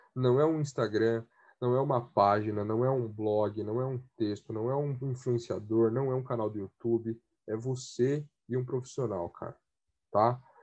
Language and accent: Portuguese; Brazil; eu sou da Coab 5